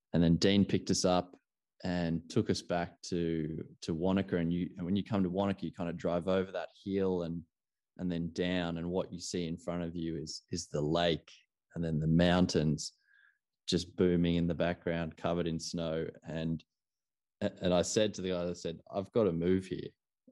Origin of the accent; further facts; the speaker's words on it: Australia; I personally, being an Australian